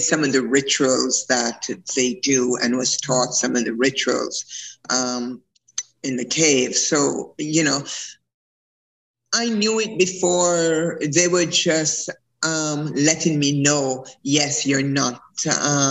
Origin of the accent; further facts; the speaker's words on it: Jamaica; I was born in Jamaica. I'm a Maroon